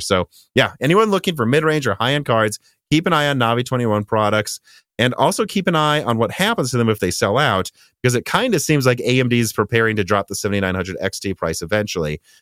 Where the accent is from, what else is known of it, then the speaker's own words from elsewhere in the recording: Minnesota, United States; I'm from Minnesota